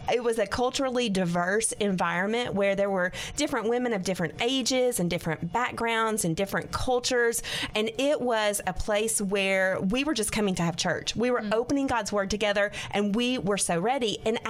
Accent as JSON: {"language": "English", "region": "Arkansas", "country": "United States", "said": "This is my home state. I love the people of Arkansas."}